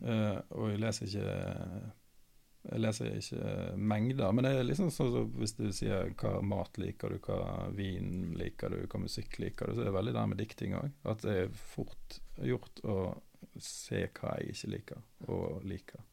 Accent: Austevoll, Vestland, Norway; moved away; jeg vokste opp i Austevoll

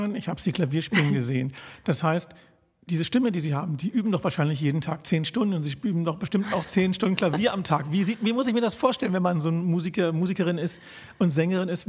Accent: Berlin, Germany; Ich als gebürtiger Berliner

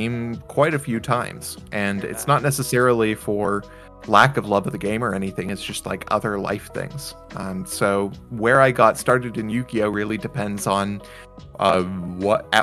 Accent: Washington, United States; in my hometown in Washington

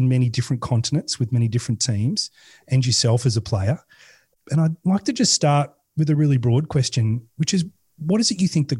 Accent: Australia; also born or lived in England; I am an Australian, but I was born in England.

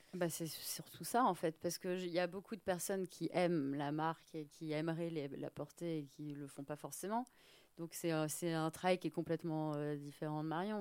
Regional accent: France; now in Paris, France; je suis française, mais je suis pas parisienne.

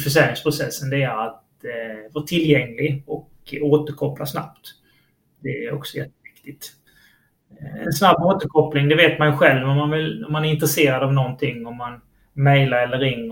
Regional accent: Halmstad, Halland County, Sweden; jag är också från Halmstad

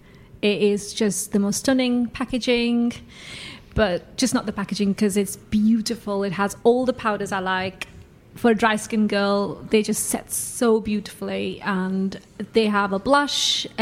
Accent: Yorkshire and the Humber, United Kingdom; I'm from Yorkshire.

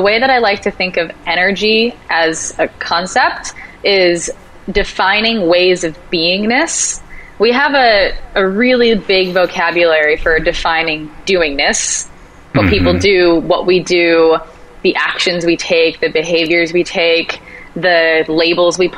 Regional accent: Rhode Island, United States; moved away as an adult; now in Los Angeles, United States; I'm originally from Rhode Island

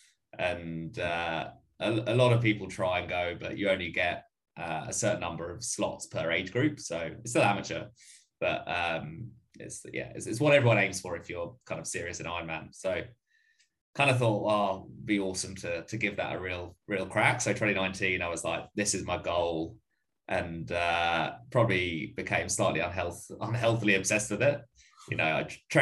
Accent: Essex, East of England, United Kingdom; moved away as an adult; also born or lived in London; now in Sydney, Australia; Essex boy, born and bred, and then moved over here about 4.5 years ago

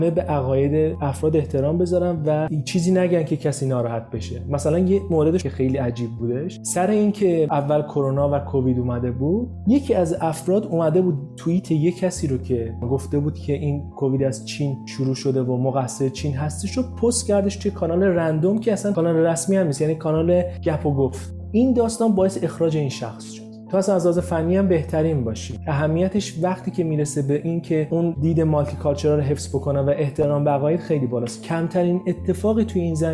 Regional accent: Zanjan, Zanjan Province, Iran; also born or lived in Tehran; متولد تهران هستم ولی به خاطر شغل بابام توی زنجان بودم یعنی من مدت خیلی زیادی از زندگی من تو زنجان در واقع زندگی کردم

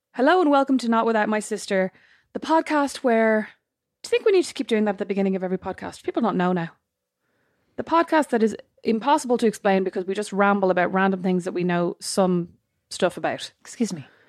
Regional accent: Ireland; we're Irish

